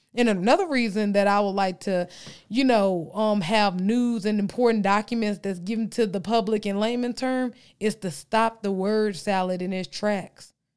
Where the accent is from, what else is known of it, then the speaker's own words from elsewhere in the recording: Texas, United States; accent: Texas twang; I'm from Texas.